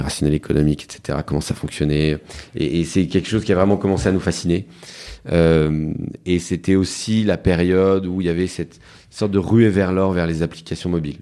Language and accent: French; Lille, Hauts-de-France, France; moi je suis né à Lille, mhm. enfin dans la banlieue de Lille